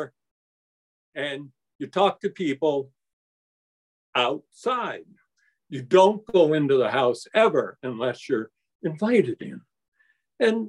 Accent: Davenport, Iowa, United States; moved away; I grew up in Iowa.

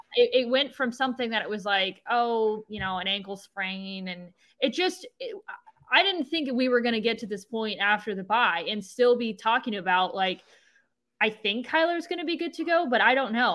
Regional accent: Cleveland, Ohio, United States; now in Arizona, United States; I grew up in the Cleveland area

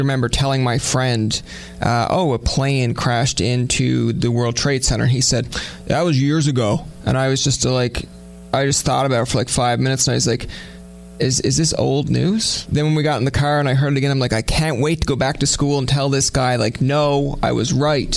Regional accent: Newfoundland and Labrador, Canada; We're both Newfoundlanders. We're both from the East Coast.

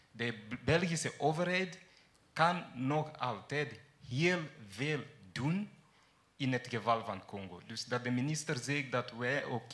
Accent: Kenya; moved away; ik ben van Kenia

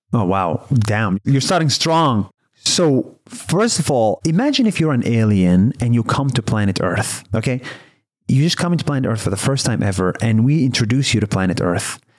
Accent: Israel; I was born and raised in Israel

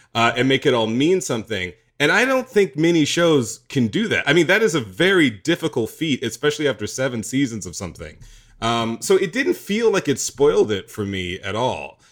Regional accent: the South, United States; part of being a gay black boy growing up in the South means that you have a divided life. I did.

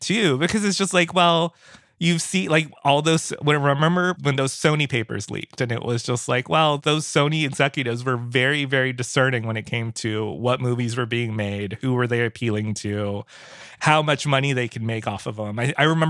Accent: Philippines; I am a brown kid from I'm Filipino I'm a brown kid

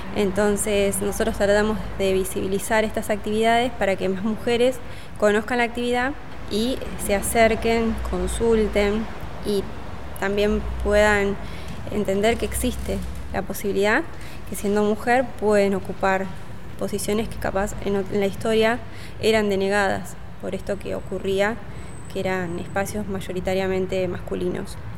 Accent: Argentina; nosotras que somos argentinas

